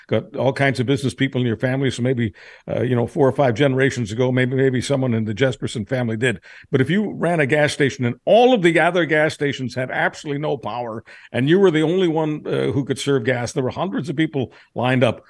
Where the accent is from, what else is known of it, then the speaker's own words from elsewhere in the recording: Montreal, Quebec, Canada; moved away; also born or lived in Toronto / Western Canada; I was raised in Montreal